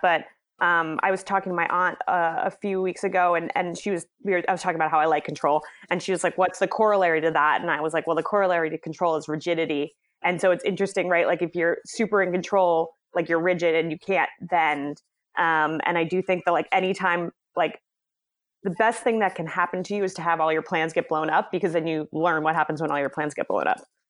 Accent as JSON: {"language": "English", "town": "Boston", "region": "Massachusetts", "country": "United States", "tie": "born or raised there", "said": "I am from Boston, Massachusetts, born and raised"}